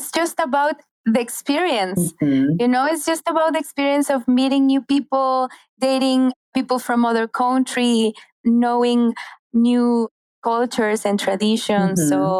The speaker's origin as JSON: {"language": "English", "country": "Mexico", "also_born_or_lived": "Australia", "second_language": "English", "said": "where are you from? And if I say a Latina or Mexico"}